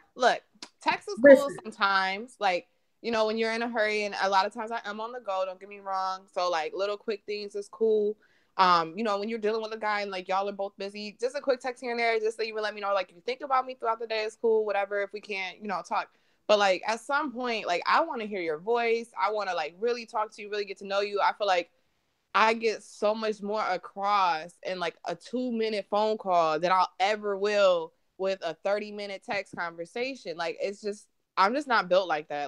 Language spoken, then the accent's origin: English; Michigan, United States; also born or lived in Reading, Pennsylvania; I've been in Michigan ever since then.